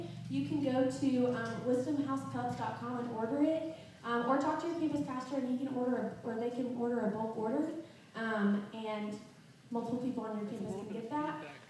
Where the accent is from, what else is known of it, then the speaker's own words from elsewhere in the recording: South Carolina, United States; I'm from South Carolina